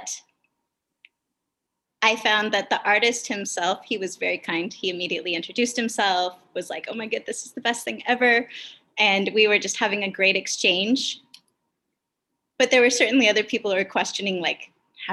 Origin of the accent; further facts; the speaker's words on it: Kenai, Alaska, United States; moved away; also born or lived in Kasilof, Alaska; I grew up in Alaska predominantly. I was a fisherman's daughter